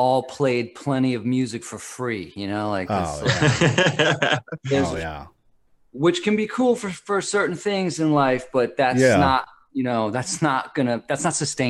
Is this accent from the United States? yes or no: yes; Nyack, New York, United States; I grew up in Nyack, New York.